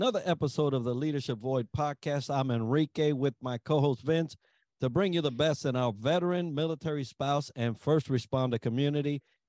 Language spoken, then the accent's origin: English; Puerto Rico; I'm from Puerto Rico